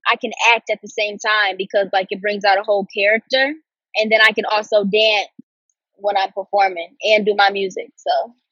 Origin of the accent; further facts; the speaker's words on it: Detroit, Michigan, United States; Everyone thinks I'm from Brooklyn, but I'm from Detroit.